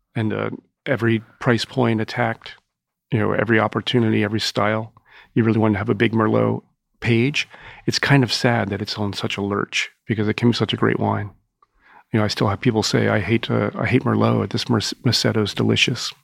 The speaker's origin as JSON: {"language": "English", "town": "Owings Mills", "region": "Maryland", "country": "United States", "tie": "born or raised there", "moved": "yes", "lives_now": "New York, United States", "said": "I grew up in Maryland in, uh, in Owings Mills, home of the Ravens training camp"}